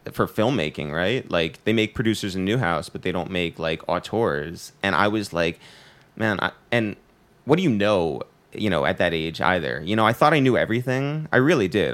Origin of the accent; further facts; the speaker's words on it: Harrison, New York, United States; we're from Harrison.